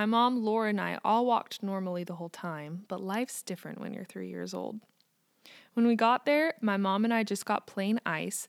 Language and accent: English; United States; also born or lived in Kansas